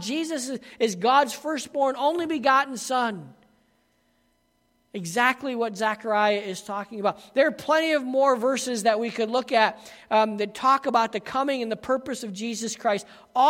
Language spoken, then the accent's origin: English; United States; growing up in America, you know, we were a religious country.